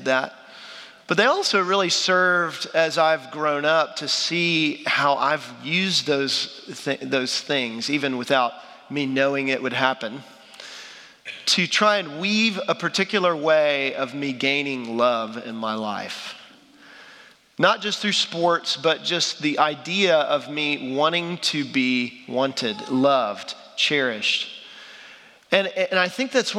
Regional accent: Dallas, Texas, United States; I'm from Dallas, Texas

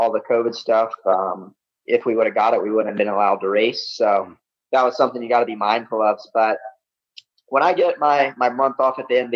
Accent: the South, United States; Growing up in the South, that's what I grew up on

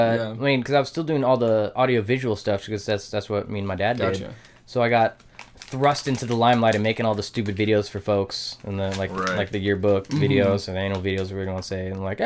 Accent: Oak Harbor, Washington, United States; also born or lived in Coupeville, Washington; now in Bellingham, United States; I was born in Coopville, fuck all Washington.

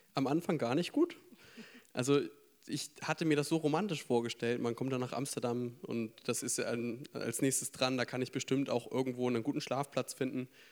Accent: Schleswig-Holstein, Germany; moved away as an adult; now in Frankfurt, Germany; ich bin theoretisch gemütlich auf dem Land groß geworden und zwar in Schleswig-Holstein

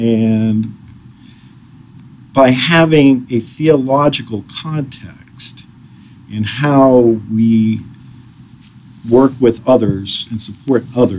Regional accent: Washington, United States; also born or lived in overseas; We grew up in Washington. We grew up overseas.

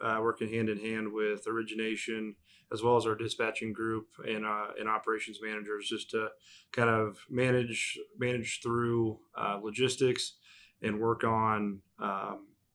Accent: David City, Nebraska, United States; I grew up in the David City area on a family farm

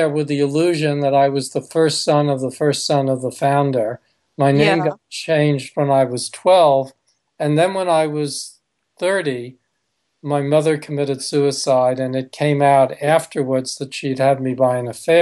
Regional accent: New York City, New York, United States; I was born, so I was raised in New York City

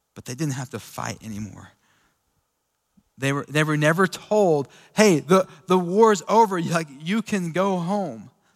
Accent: Sweetwater, United States; me growing up in Sweetwater

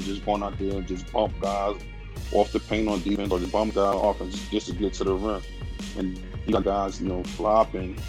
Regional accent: New York, United States; I'm a New Yorker

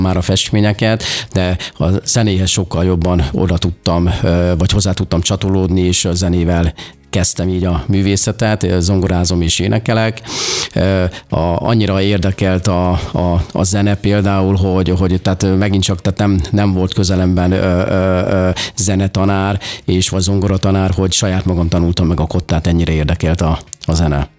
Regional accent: Nyírtass, Szabolcs-Szatmár-Bereg, Hungary; gyerekkoromban én, ö, ö, egy Szabolcsa kis fa-, faluban születtem Nyírtason, ez kis, Kisvárna mellett található, és ott nem nagyon volt lehetőségem

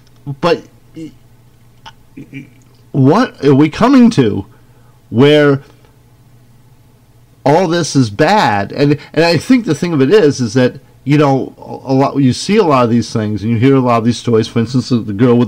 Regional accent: Scotland, United Kingdom; now in United States; Except me, I'm a Scotsman, and I will not give up my sovereignty.

